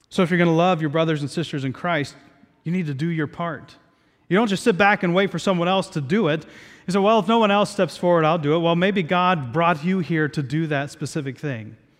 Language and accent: English; Southeast Ohio, United States; moved away; I grew up in Southeast Ohio